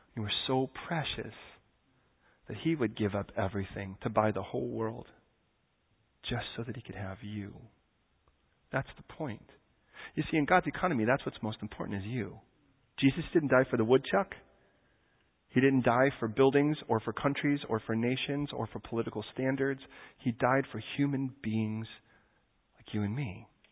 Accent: United States; moved away; I'm American.

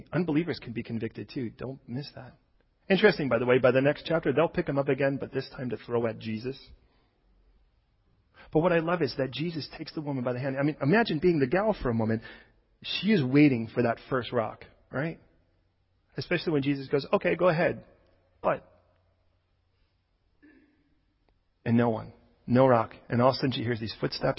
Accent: Chicago, Illinois, United States; I was born, I don't know if you know, I was born in Chicago.

